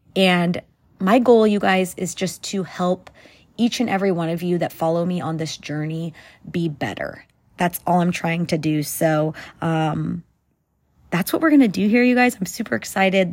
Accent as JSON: {"language": "English", "region": "California", "country": "United States", "tie": "born or raised there", "also_born_or_lived": "South Central Texas", "moved": "as an adult", "lives_now": "Texas, United States", "said": "I currently live in Texas, but I was born and raised in California"}